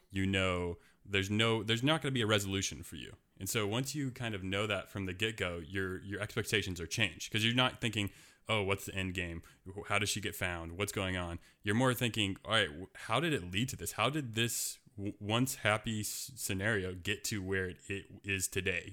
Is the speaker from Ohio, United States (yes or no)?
no; Portland, Oregon, United States; my hometown is Portland, Oregon